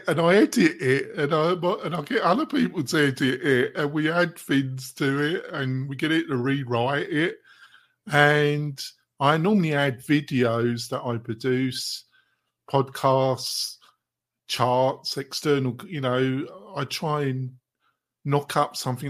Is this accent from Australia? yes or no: no; England, United Kingdom; Sorry, I do this hopefully because I'm English. I like my quick one-liners.